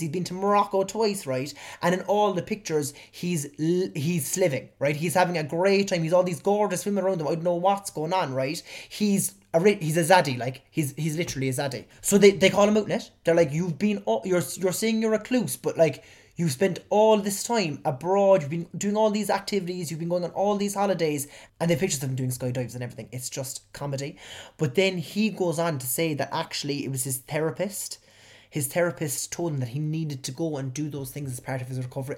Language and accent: English; Cork, Munster, Ireland; accent: Cork; my Cork accent